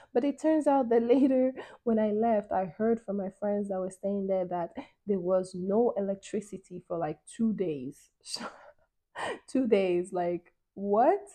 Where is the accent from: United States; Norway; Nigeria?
Nigeria; moved away; also born or lived in Europe; growing up in Nigeria as a, as a kid